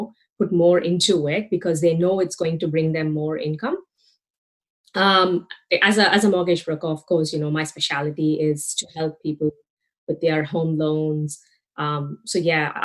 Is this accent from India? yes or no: yes; India; now in Australia; I'm from India, for those people who don't know about me. I've been in Australia since 2006.